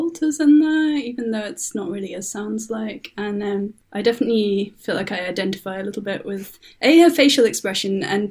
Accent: Leeds, Yorkshire and the Humber, United Kingdom; moved away as an adult; also born or lived in South of England / Wales; I'm from the UK. I grew up in Yorkshire, which is in Northern England.

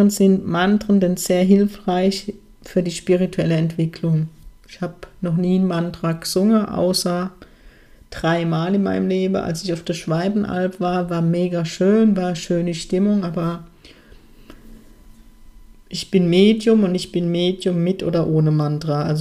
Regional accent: Germany; born there; Aber ich bin nun mal gebürtige Deutsche und darf ich stolz drauf sein, wer ich bin?

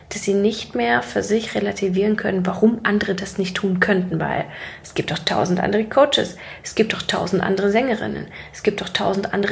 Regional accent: Siberia, Russia; born there; ich bin sehr, sehr ärmlich aufgewachsen. Ich komme ursprünglich gebürtig aus Sibirien und bin mit einem Alkoholikervater groß geworden.

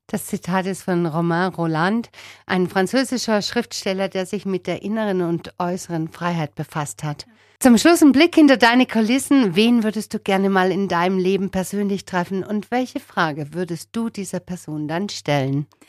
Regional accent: Spaichingen, Baden-Württemberg, Germany; in meine Geburtsstadt nach Speichingen

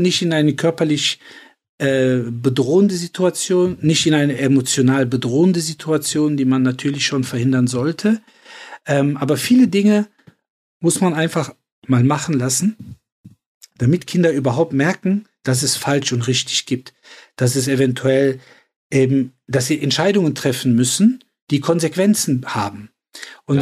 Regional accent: Cologne, North Rhine-Westphalia, Germany; in äh, Köln-Nippes vor allen Dingen, also wo ich groß geworden bin

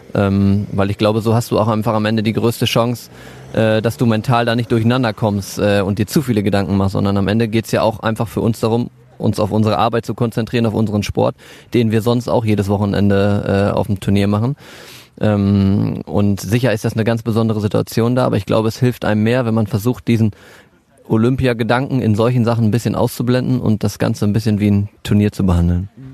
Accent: Warendorf, North Rhine-Westphalia, Germany; now in Riesenbeck, Germany; dass hier Warndorf meine Heimatstadt ist

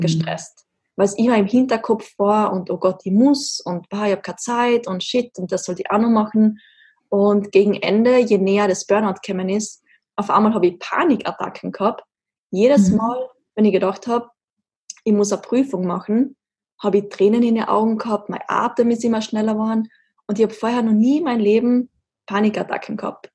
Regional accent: Austria; also born or lived in Graz; sehr klischeehaft aufgewachsen in den Alpen Österreichs

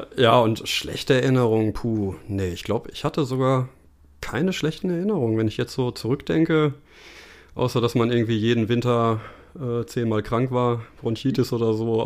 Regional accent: Bielefeld, North Rhine-Westphalia, Germany; Ja, tatsächlich ganz langweilig in Bielefeld.

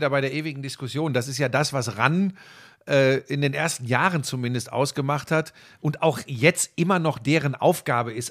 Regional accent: Hagen, North Rhine-Westphalia, Germany; Übrigens Eintracht Hagen in der zweiten Liga, meine Heimatstadt Hagen, die, äh, die fegen da ganz gut durch die Gegend, glaube ich.

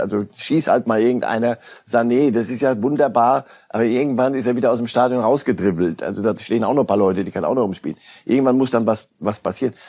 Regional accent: Switzerland; ich bin ja Schweizer

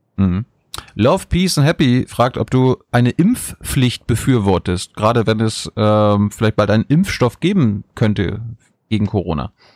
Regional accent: Mecklenburg-Vorpommern, Germany; ich komme aus Mecklenburg-Vorpommern

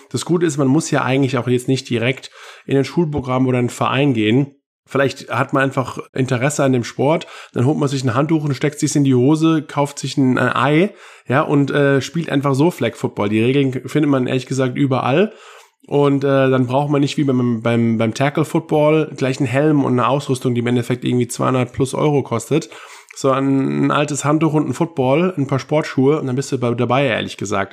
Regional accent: Germany; in meinem Heimatland Deutschland

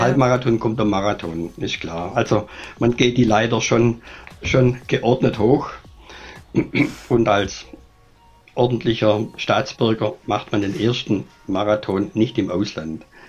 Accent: Germany; bei uns in Deutschland

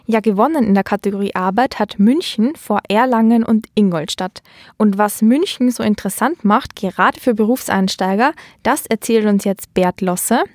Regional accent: Austria; moved away as an adult; also born or lived in Vienna; now in Düsseldorf, Germany; wir in Österreich

